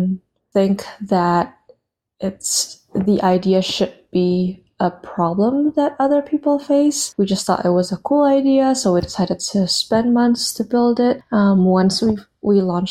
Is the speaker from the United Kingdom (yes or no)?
no; Indonesia; moved away as an adult; now in United States; I was born and raised in Indonesia, and I moved to the US for college back in 2015